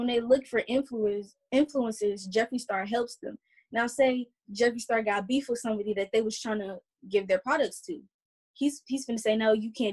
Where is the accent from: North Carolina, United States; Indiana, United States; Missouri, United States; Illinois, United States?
Illinois, United States; Chicago; I'm from the South Side of Chicago